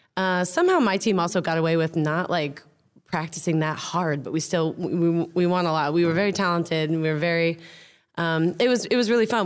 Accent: United States; also born or lived in London; now in Amsterdam, Netherlands; I'm American

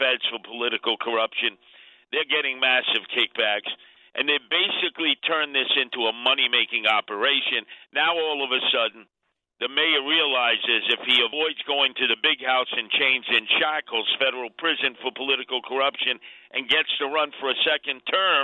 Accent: New York City, New York, United States; also born or lived in Chicago, Illinois; I grew up on 46 in Rockville, South Side, from age 1 to 5 before the family took me back to Brooklyn

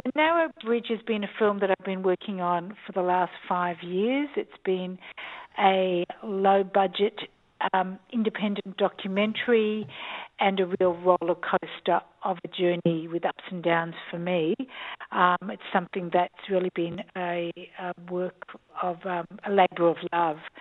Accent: Australia; moved away as an adult; also born or lived in Jerusalem, Israel; I am an Australian. I um, I was born here

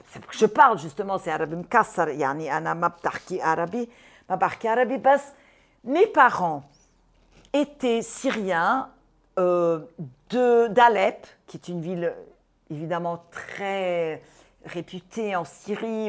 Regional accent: Brazil; Je suis brésilienne, donc je suis née au Brésil, deux parents syriens et juifs

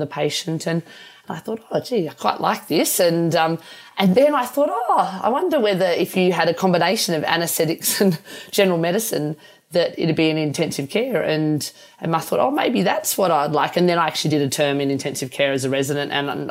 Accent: Armidale, New South Wales, Australia; We grew up in Armidale in northern New South Wales, and I was born in Armidale.

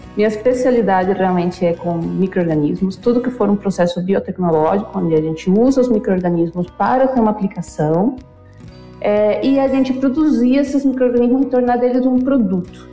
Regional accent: Venezuela; Portuguese is a second language; moved away as an adult; now in Brazil; eu sou nascida na Venezuela, é, eu vim para o Brasil em 2000, me formei como bióloga na Venezuela

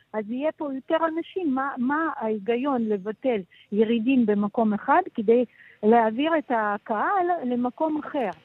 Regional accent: Israel; now in Brussels, Belgium; בתור ישראלים פה

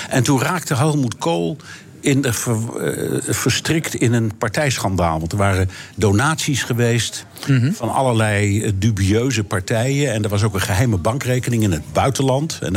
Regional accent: Germany; Dutch is a second language; Wij als Duitsers zijn de laatste in de wereld die tegen Syriërs of Afghanen of noem ze allemaal maar op kunnen zeggen: Je bent niet welkom.

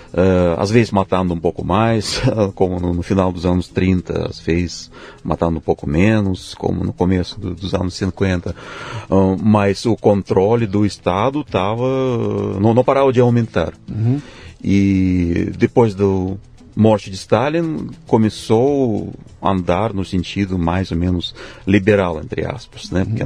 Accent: Tomsk, Tomsk Oblast, Russia; Portuguese is a second language; moved away as an adult; now in São Paulo, Brazil; Eu nasci na Rússia mesmo, na cidade que fica na Sibéria, se chama Tomsk

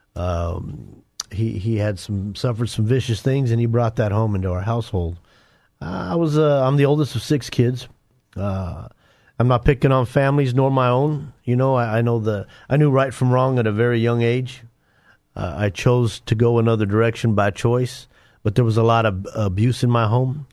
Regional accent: Denver, Colorado, United States; I grew up in Denver. uh, inner city Denver

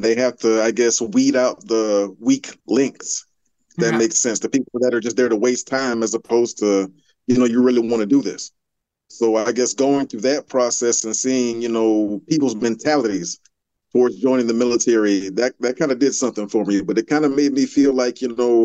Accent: Jacksonville, Florida, United States; I'm from Jacksonville, Florida. I grew up in the, I want to say, early 2000s. Late 90s. So coming up in Jacksonville

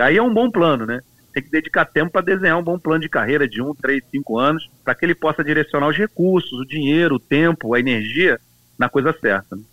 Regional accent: Duque de Caxias, Rio de Janeiro, Brazil; nasci em Caxias, numa família pobre de negros, no Brasil

